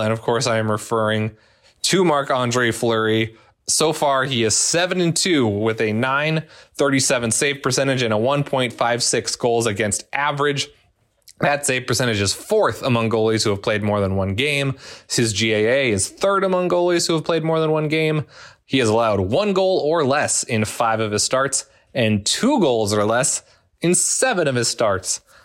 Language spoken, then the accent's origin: English; Minnesota, United States; growing up in Minnesota